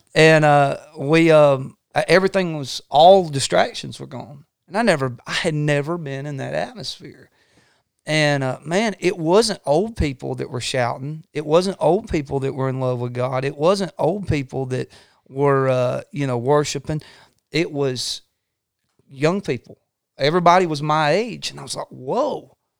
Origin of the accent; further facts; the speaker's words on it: Northwest Georgia Mountains, United States; we grew up in the Northwest Georgia Mountains, um, I, I grew up around, you know, old-timey preachers.